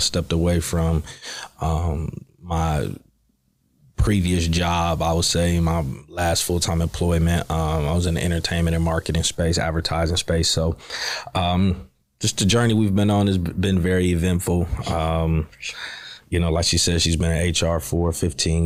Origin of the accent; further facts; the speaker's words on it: Cleveland, Ohio, United States; moved away as an adult; now in Houston, United States; We're from Cleveland, Ohio. So we located here in Houston it's going on 3 years.